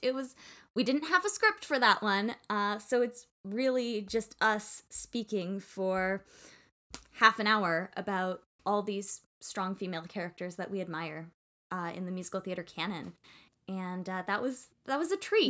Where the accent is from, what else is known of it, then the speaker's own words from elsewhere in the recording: Canada; I'm Canadian